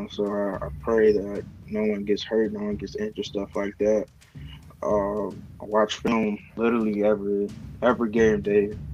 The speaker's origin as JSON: {"language": "English", "town": "Chicago", "region": "Illinois", "country": "United States", "tie": "born or raised there", "said": "Well, um, you know, growing up in Chicago is pretty it's pretty hard. Um, you gotta have kind of thick skin to, uh, to grow up in a windy city."}